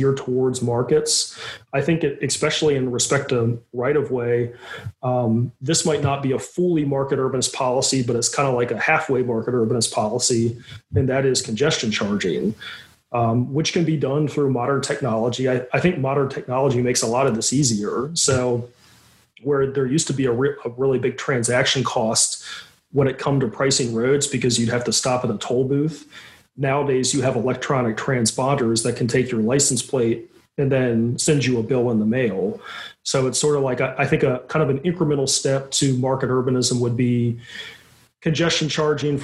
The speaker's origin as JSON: {"language": "English", "region": "Virginia", "country": "United States", "moved": "yes", "lives_now": "New York, United States", "said": "I'm from Virginia, but I live in New York"}